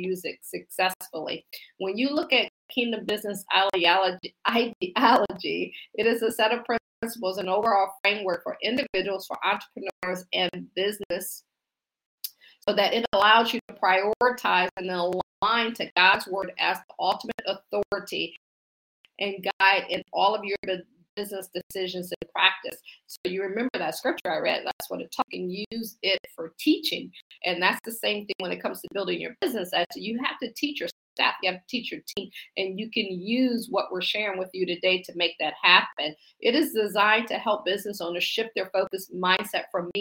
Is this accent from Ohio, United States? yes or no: yes; Akron, Ohio, United States; now in Washington, D.C., United States; I'm from Akron, Ohio. I actually live in the Washington, D.C. area now.